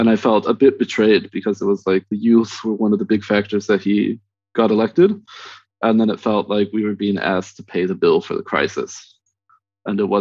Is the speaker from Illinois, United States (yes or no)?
no; Southern California, United States; also born or lived in Northern Mexico; I grew up in Southern California. I was born in Northern Mexico